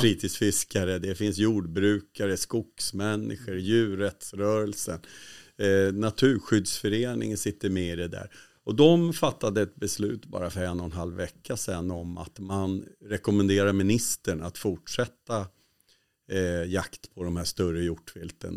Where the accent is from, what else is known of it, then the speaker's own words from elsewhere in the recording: Sweden; som svensk